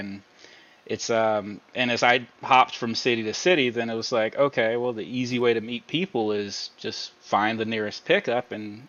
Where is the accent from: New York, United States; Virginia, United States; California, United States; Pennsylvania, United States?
Virginia, United States; moved away as an adult; I'm from Virginia, so that's where the NASCAR part comes in.